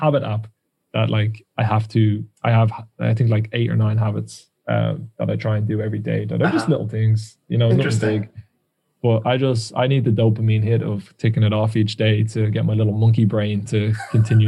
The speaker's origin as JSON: {"language": "English", "country": "Ireland", "accent": "Irish", "said": "I can't even pronounce words in English as an Irishman"}